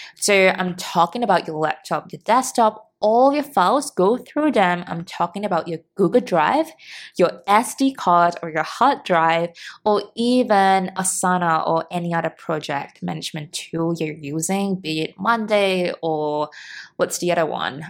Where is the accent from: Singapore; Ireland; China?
Singapore; moved away; in Singapore, back in my hometown